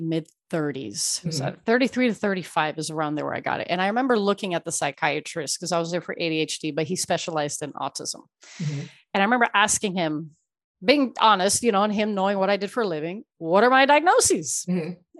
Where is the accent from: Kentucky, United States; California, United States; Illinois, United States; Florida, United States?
Florida, United States; Miami; also born or lived in Ecuador; I was born in Ecuador, raised in Miami